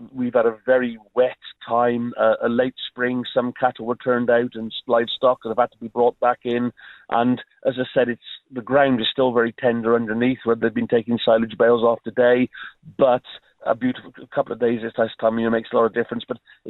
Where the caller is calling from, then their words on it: Wales, United Kingdom; Yeah, I'm actually speaking from North Wales today.